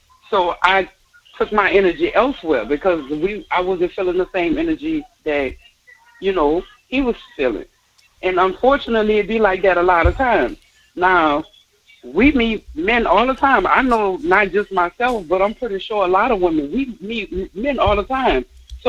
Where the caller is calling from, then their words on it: Harvey, United States; I'm calling from Harvey.